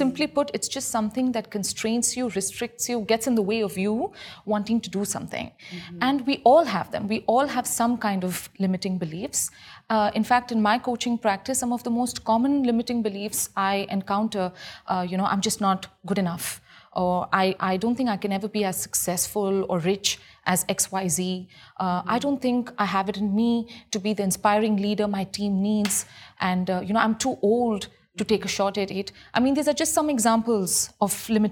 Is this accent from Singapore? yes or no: no; India; I come from India